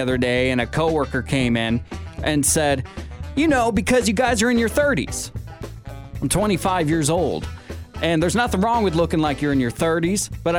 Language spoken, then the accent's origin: English; Pacific Northwest, United States; Growing up in the Pacific Northwest, I swear a flannel is printed on your skin when you come out.